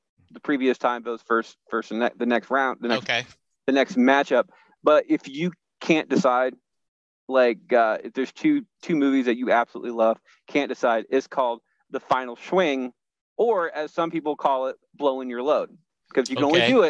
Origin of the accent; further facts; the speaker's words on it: Iowa, United States; I grew up in Southeast Iowa.